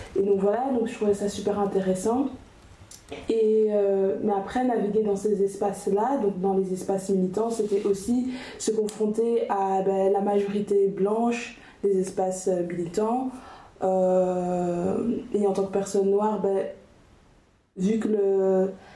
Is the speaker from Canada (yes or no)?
no; Brussels, Brussels-Capital Region, Belgium; je suis bruxelloise, donc je suis plutôt, plutôt d'un milieu urbain